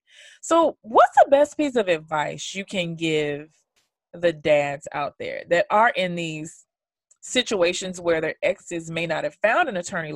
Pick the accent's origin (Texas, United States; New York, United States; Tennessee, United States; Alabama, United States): New York, United States; those of us New Yorkers